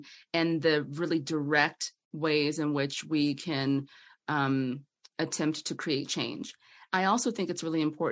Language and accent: English; Atlanta, Georgia, United States; I'm from Atlanta